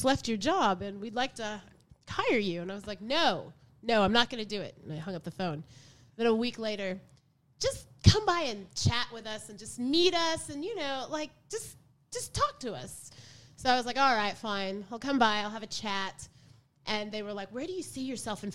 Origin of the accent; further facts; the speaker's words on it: Tulsa, Oklahoma, United States; moved away as an adult; also born or lived in Los Angeles / Germany; now in Melbourne, Australia; I'm from Tulsa, Oklahoma